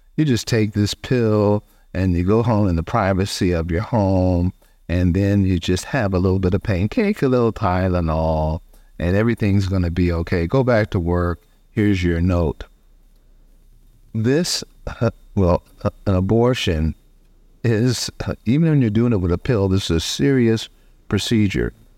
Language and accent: English; College Station, Texas, United States; my hometown, Bryan College Station, Texas